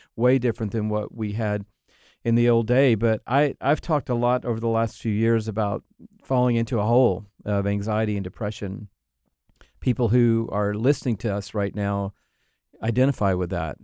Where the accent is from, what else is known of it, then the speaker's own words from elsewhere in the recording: Atlanta, Georgia, United States; also born or lived in Texas; I grew up in Atlanta, Georgia